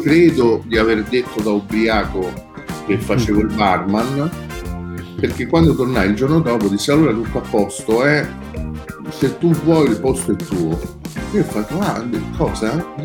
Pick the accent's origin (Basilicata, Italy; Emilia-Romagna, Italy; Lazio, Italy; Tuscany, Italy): Lazio, Italy; Rome; also born or lived in Midleton, Cork, Ireland; Io vengo da San Giovanni, insomma, uno di San Giovanni di Roma, un quartiere in cui ci stava un cortile